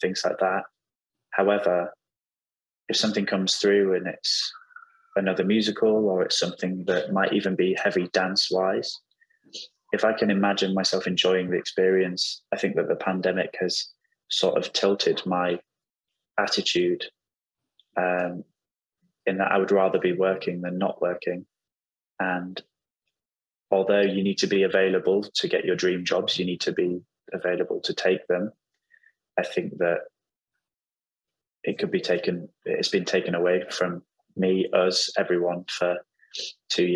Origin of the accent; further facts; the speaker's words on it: York, Yorkshire and the Humber, United Kingdom; now in London, United Kingdom; My family are all in York, in the northeast of England